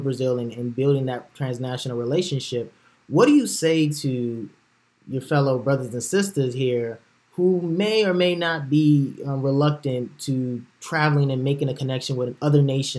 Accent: Nigeria; as a Nigerian, knowing that we represent different ethnic backgrounds such as Yoruba, Igbo

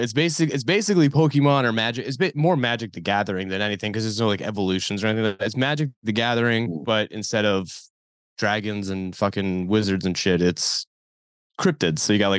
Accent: New England, United States; now in Philadelphia, United States; It's so I'm from New England originally. Right now I live in Philly.

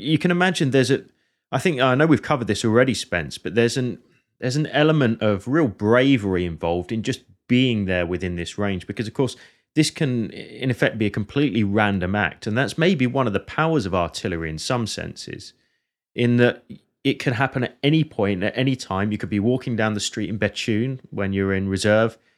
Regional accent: Hertfordshire, East of England, United Kingdom; the same county that, that I'm from

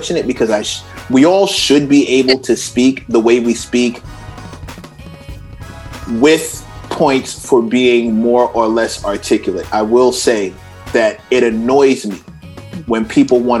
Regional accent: New York City, New York, United States; I'm from the south side of Queens, but we don't have that accent where I'm come from

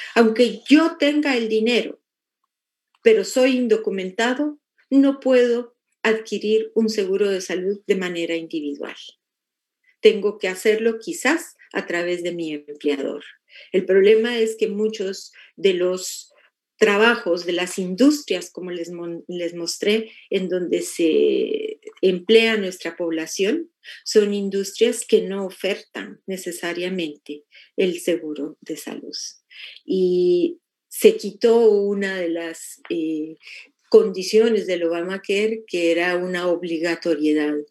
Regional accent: Mexico; now in United States; los que nacimos en México y vivimos en Estados Unidos

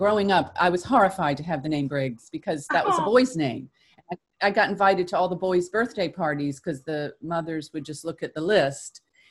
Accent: South Carolina, United States; moved away; My mother's from Newport and I'm from South Carolina. So we would come up to Newport in the summers.

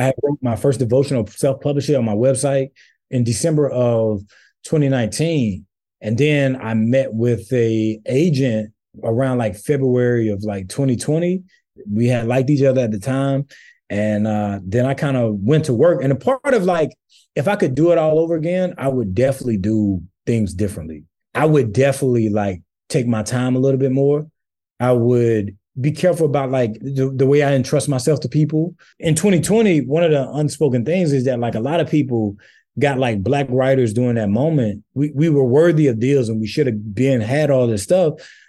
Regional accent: St. Matthew, South Carolina, United States; You know, where I'm from St. Matthew, South Carolina, bro, like, not much works for us.

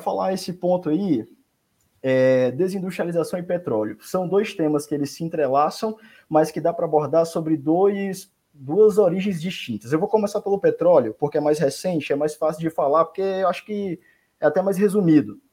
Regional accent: Fortaleza, Ceará, Brazil; also born or lived in São Paulo; now in Rio de Janeiro, Brazil; eu sou de Fortaleza, tá bom? Fortaleza, Ceará

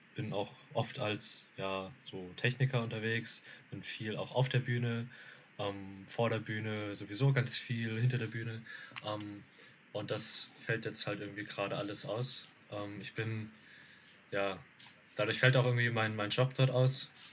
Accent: Rhine-Main area, Hesse, Germany; wir kommen aus dem Rhein-Main-Gebiet so, ähm, Darmstadt, Frankfurt, Wiesbaden

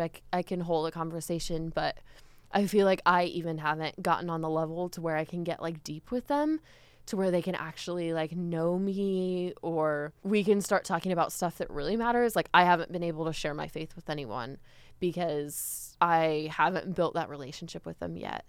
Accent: United States

